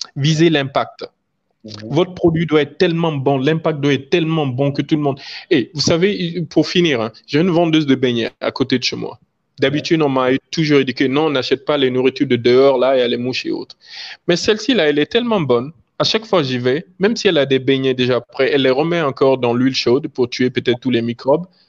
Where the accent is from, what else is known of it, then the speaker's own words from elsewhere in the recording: Guinea; chez nous en Guinée